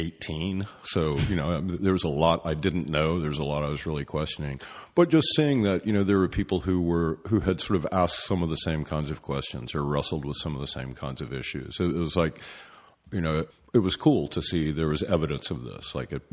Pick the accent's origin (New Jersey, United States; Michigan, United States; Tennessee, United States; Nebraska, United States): Tennessee, United States; East; also born or lived in North Carolina; I was born in North Carolina, but basically grew up in East Tennessee